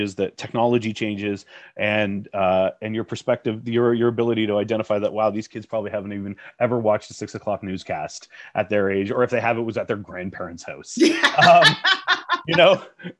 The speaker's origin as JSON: {"language": "English", "area": "Jack's Riding", "region": "Ontario", "country": "Canada", "tie": "born or raised there", "said": "I grew up in Jack's Riding. Like my dad worked in a lead smelting factory"}